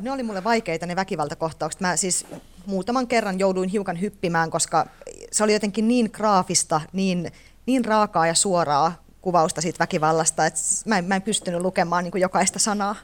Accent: Teisko, Pirkanmaa, Finland; also born or lived in Kuru; Mä oon syntynyt Kurussa ja asunut lapsuuteni Teiskossa

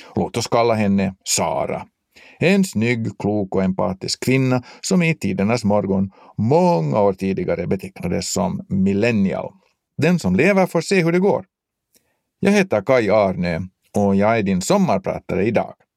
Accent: Finland; Som finlandssvenskar är vi från början utsatta för mångspråkighet

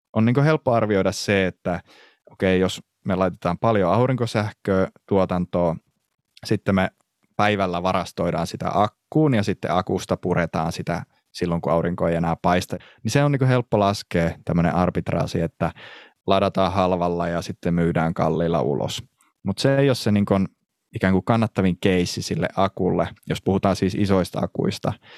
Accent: Pyhäjärvi, North Ostrobothnia, Finland; moved away; mä alun perin kotoisin sieltä Pyhäjärveltä

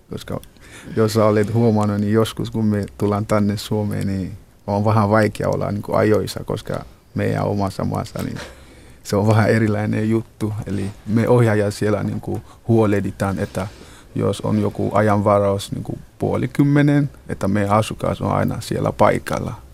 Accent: Ghana; Finnish is a second language; now in Finland; Minä olen Ghanasta kotoisin ja mä olen muutanut Suomeen äh, ainakin vähän oli kuusi vuotta sitten. Ja mä olen tällä hetkellä toisa Halikon vastaanottokeskuksessa.

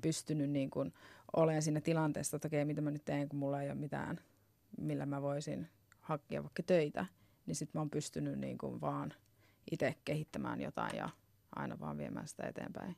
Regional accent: Finland; moved away as an adult; also born or lived in Arizona, United States / Naples, Italy; mä muutin takaisin Suomeen

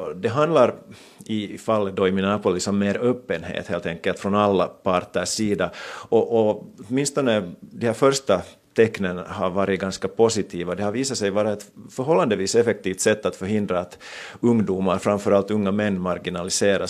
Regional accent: Finland; moved away as an adult; now in New York, United States; hemma i Finland

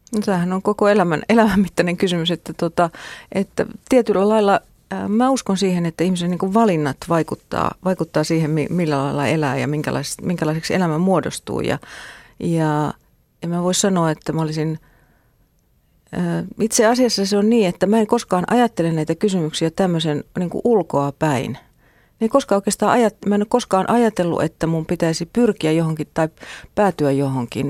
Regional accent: Mänttä, Pirkanmaa, Finland; mä oon tota, kotosin Mäntästä

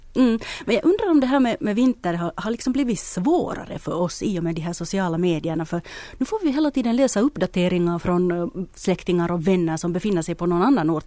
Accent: Espoo, Uusimaa, Finland; min hemstad Esbo

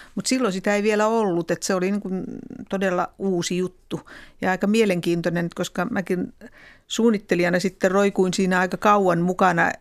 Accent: Finland; olin tuolta maalta kotoisin

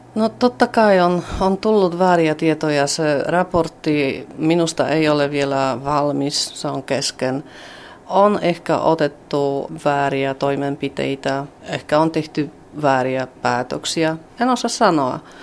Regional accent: Poland; me olemme Puolasta

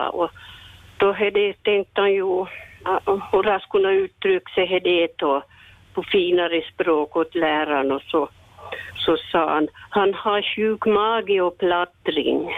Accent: Björke, Sweden; jag var från Björke igen

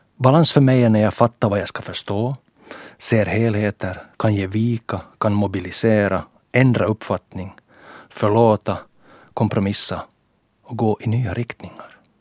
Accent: Ekenäs, Uusimaa, Finland; min lilla Eknäs-charm

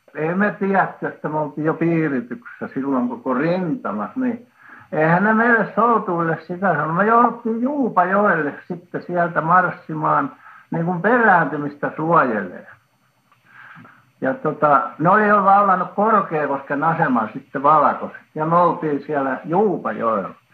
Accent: Finland; now in Helsinki, Finland; mä olen kasvanut siinä, siinä Häsmäessä

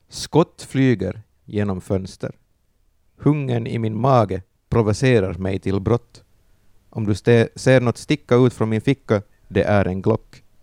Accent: Järby, Finland; jag är en liten finsk pojk från Järby

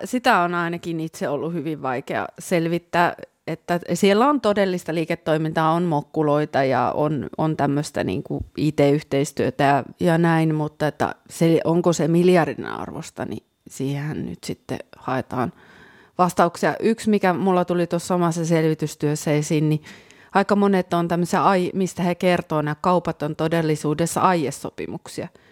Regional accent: Kälviä, Central Ostrobothnia, Finland; moved away; mun kotikunta Käläviä

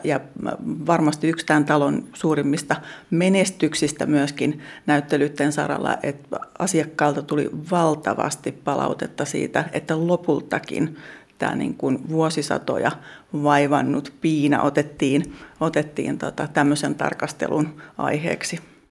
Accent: Jokioinen, Tavastia Proper, Finland; now in Hämeenlinna, Finland; mä oon, oon Jokioisista Kiipunkylästä kotoisin

